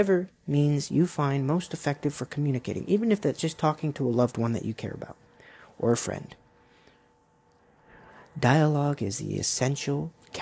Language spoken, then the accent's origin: English; United States; being an American